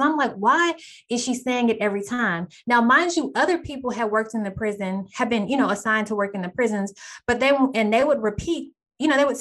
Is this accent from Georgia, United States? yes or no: no; Texas, United States; I'm back in my hometown of Texas